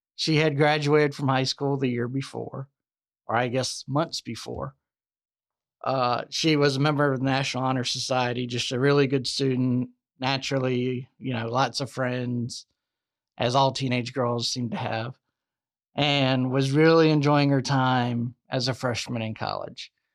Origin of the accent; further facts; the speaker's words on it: the South, United States; I'm from the South